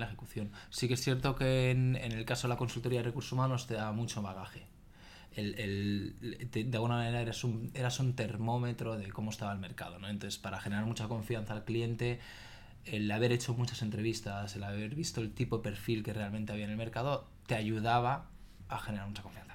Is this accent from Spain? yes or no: yes; Barcelona, Catalonia, Spain; soy un chico de Barcelona, Em, tengo 36 años, casado, sin hijos. Eh, estudié, estudié aquí, tanto el colegio como la universidad